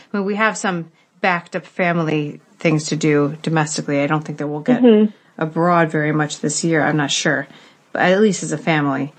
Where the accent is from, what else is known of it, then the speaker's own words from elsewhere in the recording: Northeast, United States; moved away as an adult; also born or lived in Oxford, England; I'm from the Northeast